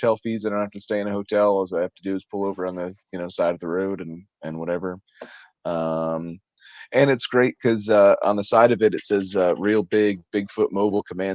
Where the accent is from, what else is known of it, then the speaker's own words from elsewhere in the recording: New Jersey, United States; I am from New Jersey, the wonderful, wonderful state, the Garden State of New Jersey